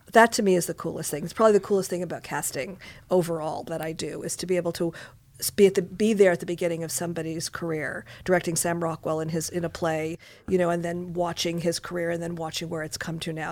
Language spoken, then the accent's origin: English; Montreal, Quebec, Canada; now in Los Angeles, United States; I was, uh, born and raised in Montreal, Quebec, Canada